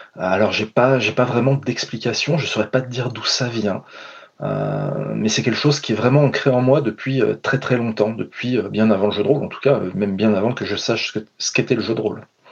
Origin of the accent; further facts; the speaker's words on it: France; je suis français, blanc